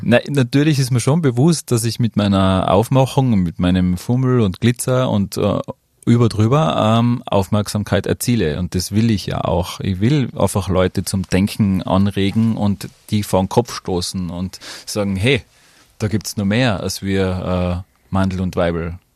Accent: Tyrol, Austria; Drag Kings gibt's bei uns in Tirol

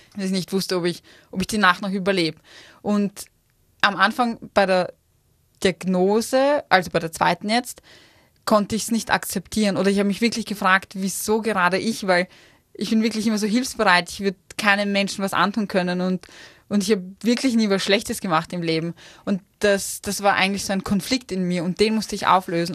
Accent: Vienna, Austria; moved away as an adult; now in Innsbruck, Austria; ich als Wienerin

